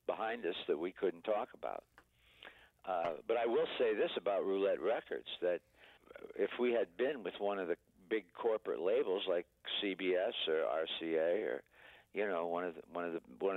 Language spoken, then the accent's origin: English; Niles, Michigan, United States; my hometown of Niles, Michigan